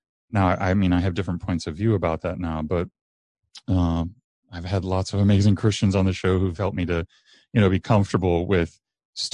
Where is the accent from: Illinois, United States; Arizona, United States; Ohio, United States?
Arizona, United States; Mesa; I grew up in Mesa